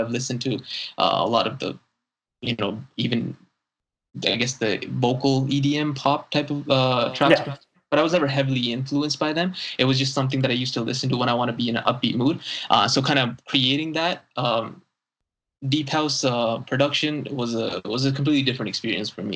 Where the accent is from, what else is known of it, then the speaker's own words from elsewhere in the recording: Saudi Arabia; growing up in Saudi Arabia, I'm not fluent in Arabic